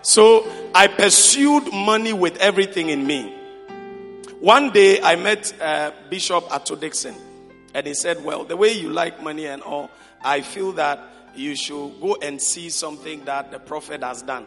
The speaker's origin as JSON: {"language": "English", "town": "Konkonuru", "region": "Eastern Region", "country": "Ghana", "tie": "born or raised there", "moved": "yes", "said": "My hometown is a place called Konkonuru"}